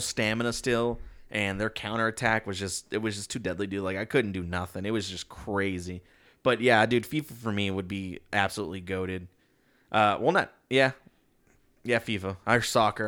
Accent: Texas, United States; we're from Texas

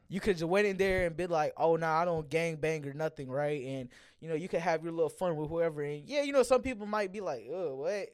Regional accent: Gwinnett, Georgia, United States; I'm from Gwinnett

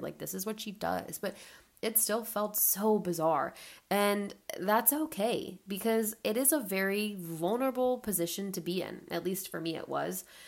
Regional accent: Atlanta, Georgia, United States; now in Charleston, United States; I'm 25 and I live in Charleston, South Carolina. I grew up in Atlanta, Georgia

